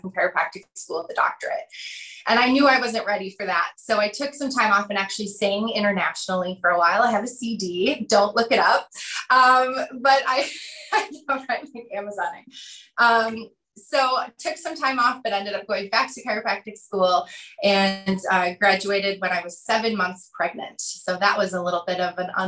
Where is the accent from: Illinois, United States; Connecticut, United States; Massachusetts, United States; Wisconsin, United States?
Wisconsin, United States; I grew up in Wisconsin in a small town.